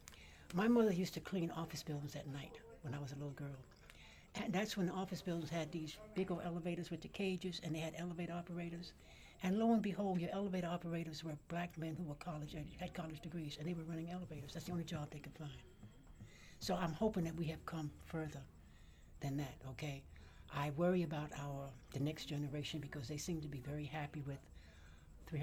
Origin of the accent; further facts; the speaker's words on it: New York City, New York, United States; moved away as an adult; now in Brooklyn, United States; I grew up in Manhattan on the Lower East Side